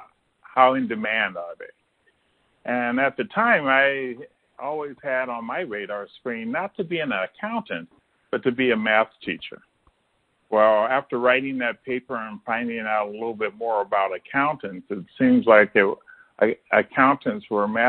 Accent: Ohio, United States; moved away as an adult; also born or lived in Chicago, Illinois; I'm originally from Ohio

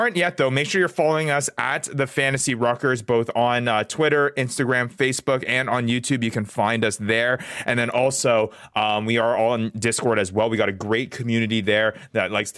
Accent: Canada; now in United States; born and raised in Canada, now living here in the United States.

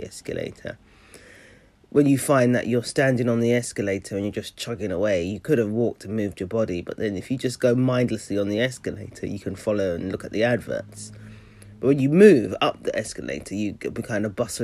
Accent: London, United Kingdom; moved away; I grew up in South London and I don't live there anymore

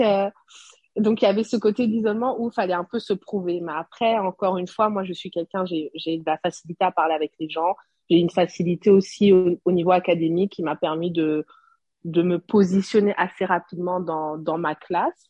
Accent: Burundi; also born or lived in Montreal, Canada; now in Guadeloupe; J'étais la seule burundaise

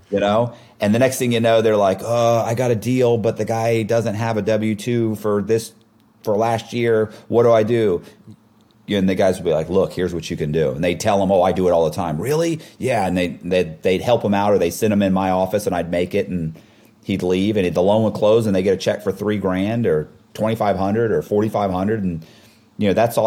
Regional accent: Temple Terrace, Florida, United States; I grew up in Temple Terrace, it's kind of like a suburb of Tampa.

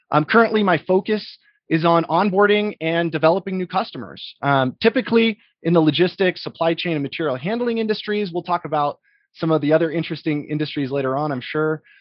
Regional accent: Boise, Idaho, United States; moved away; Originally, I'm from Boise, Idaho.

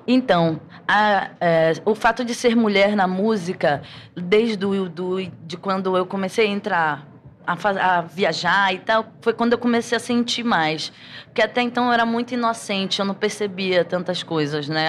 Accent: Pará, Brazil; não tem como crescer no Pará

